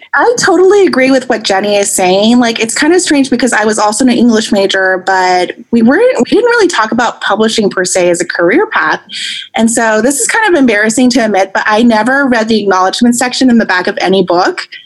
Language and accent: English; Long Island, New York, United States; now in Northern California, United States; I, I grew up in Long Island, New York, actually, and my entire family is on the East Coast. So I'm actually in Northern California